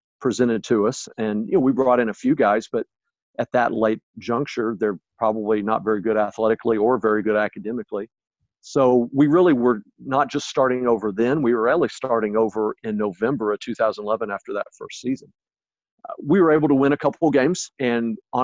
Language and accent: English; Oklahoma, United States; also born or lived in Texas; now in Illinois, United States; growing up in Oklahoma and living in Texas and having coached in Texas for a while